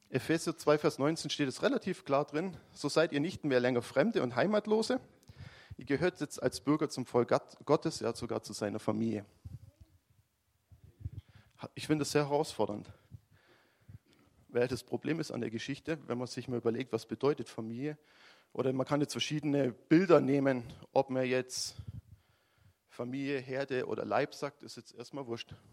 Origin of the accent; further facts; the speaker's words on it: Baden-Württemberg, Germany; also ich komme ja aus dem Schwäbischen mit Schaffer, Schaffer, Häusle bauen